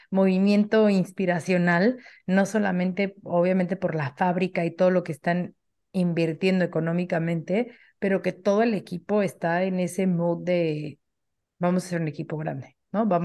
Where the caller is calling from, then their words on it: Mexico City, Mexico; de la Ciudad de México.